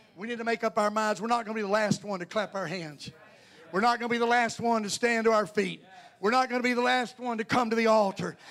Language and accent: English; North Carolina, United States; I'm a southerner. I'm from North Carolina.